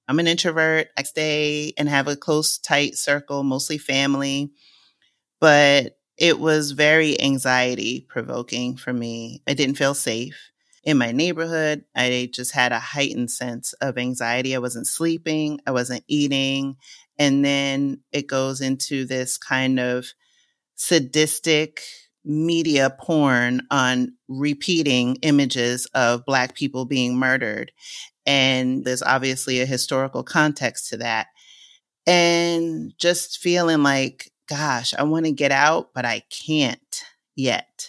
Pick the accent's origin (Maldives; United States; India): United States; New York City, New York; moved away as an adult; now in Lisbon, Portugal; since I was a little girl growing up in Co-op City in the Bronx